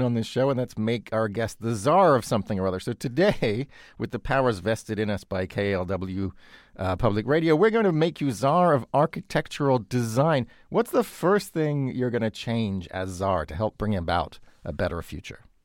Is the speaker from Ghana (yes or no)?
no; United Kingdom; moved away; like the Grenfell Tower in London, a case in you know, my home country